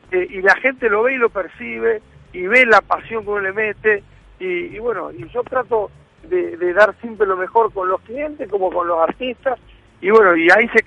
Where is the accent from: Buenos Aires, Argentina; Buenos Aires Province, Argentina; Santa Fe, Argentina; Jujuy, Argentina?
Santa Fe, Argentina; Rosario; moved away as an adult; now in Miami, United States; yo siempre con mi bandera de Rosanino por delante